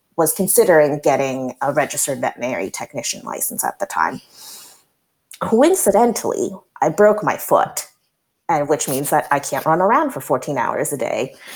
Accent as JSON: {"language": "English", "town": "Berkeley", "region": "California", "country": "United States", "tie": "born or raised there", "said": "growing up in the Albany, Berkeley area"}